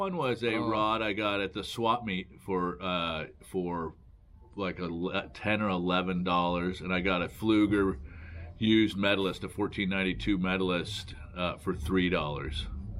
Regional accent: Mount Vernon, Washington, United States; born or raised there

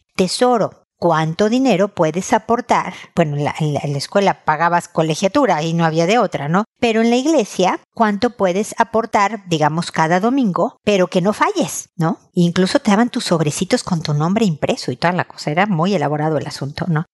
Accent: Mexico; moved away as an adult; also born or lived in United States / Chile; cuando nos fuimos de México, de donde somos originarios, a Estados Unidos

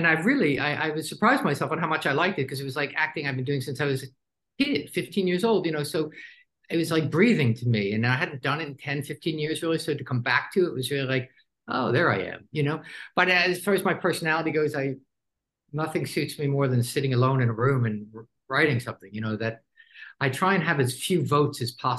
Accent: New Jersey, United States; I grew up in New Jersey

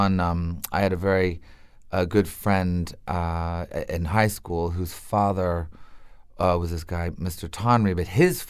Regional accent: Montreal, Quebec, Canada; I had to go to French school because it was by law. It was during the separatist years

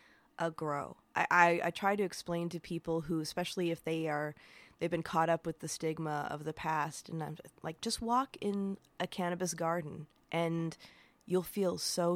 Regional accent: Upper Peninsula of Michigan, United States; moved away as an adult; now in San Francisco, United States; I moved here almost 30 years ago, but I'm originally from the Upper Peninsula of Michigan, where it's basically a gigantic state park with like a college town and a couple of little towns in there.

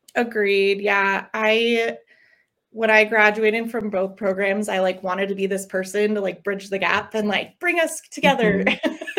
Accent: Longmont, Colorado, United States; also born or lived in Los Angeles; So I am a Colorado native. I grew up in Longmont

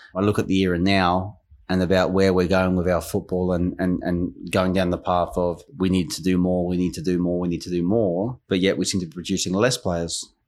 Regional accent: Queensland, Australia; moved away as an adult; also born or lived in England; growing up in Australia

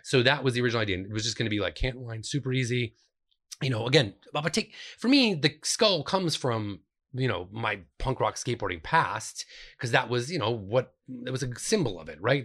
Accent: Finger Lakes, New York, United States; moved away as an adult; also born or lived in Rochester, New York / Cleveland, Ohio; I grew up in the Finger Lakes

